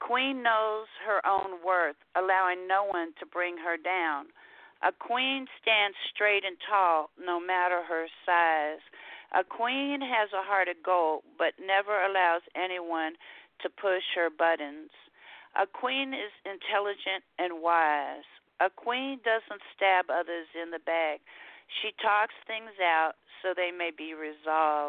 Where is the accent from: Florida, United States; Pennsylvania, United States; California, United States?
California, United States; San Francisco; moved away as an adult; now in Houston, United States; I'm originally from San Francisco, California. I spent the first 39 years of my life there, and I've been now in Houston 17